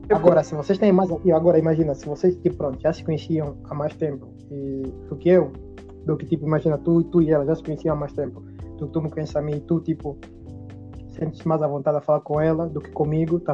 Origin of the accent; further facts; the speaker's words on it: Angola; nós que somos angolanos